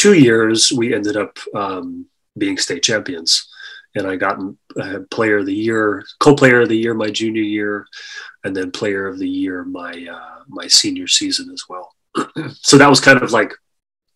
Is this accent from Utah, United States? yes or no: no; Maui, Hawaii, United States; I was born and raised in Maui